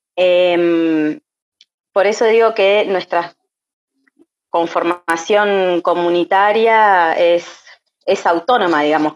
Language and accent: Spanish; Buenos Aires, Argentina; moved away as an adult; also born or lived in La Pampa; now in Los Menucos, Argentina; nací y me crié en Buenos Aires, eh, y ahora actualmente vivo acá en los Menucos.